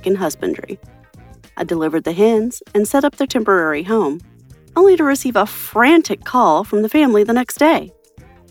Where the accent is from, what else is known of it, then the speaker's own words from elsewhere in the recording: Boise, Idaho, United States; from Boise, Idaho.